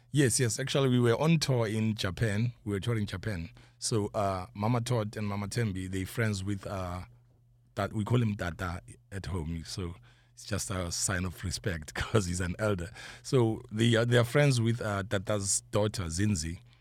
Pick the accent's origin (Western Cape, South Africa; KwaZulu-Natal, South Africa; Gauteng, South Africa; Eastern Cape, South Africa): Gauteng, South Africa; Johannesburg; I'm from South Africa, Johannesburg, but Soweto.